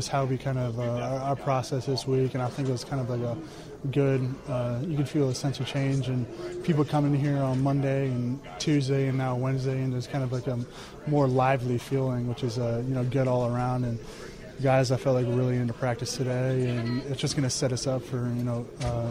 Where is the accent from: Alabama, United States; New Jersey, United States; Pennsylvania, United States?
Pennsylvania, United States; moved away; Going back to Pennsylvania and growing up, I remember I was an Eagles fan growing up